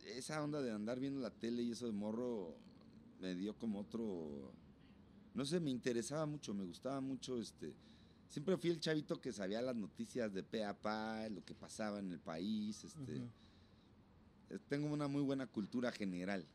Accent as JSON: {"language": "Spanish", "town": "Huixquilucan", "region": "State of Mexico", "country": "Mexico", "said": "de ahí de donde yo soy, me doy un tete a tete con María Daniela, güey, que también es de por allá"}